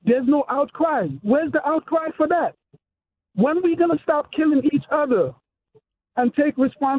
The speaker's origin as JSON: {"language": "English", "region": "New York", "country": "United States", "tie": "born or raised there", "moved": "yes", "lives_now": "Atlanta, United States", "said": "And I'm a black guy. I grew up in New York. I moved to Atlanta, Georgia"}